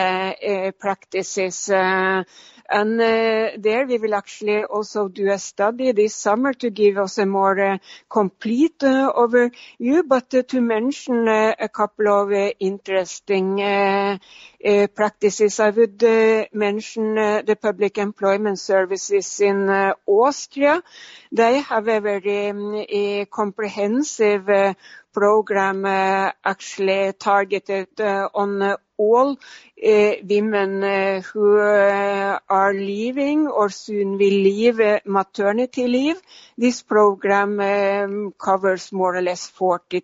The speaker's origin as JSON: {"language": "English", "country": "Norway", "moved": "yes", "said": "my home country, Norway"}